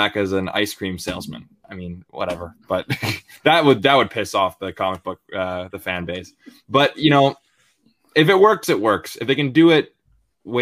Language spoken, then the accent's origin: English; Vancouver, British Columbia, Canada; my hometown